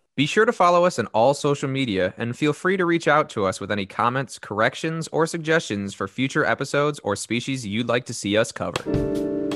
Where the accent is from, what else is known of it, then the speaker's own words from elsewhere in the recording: Northern Illinois, United States; born and raised in Northern Illinois, still stuck here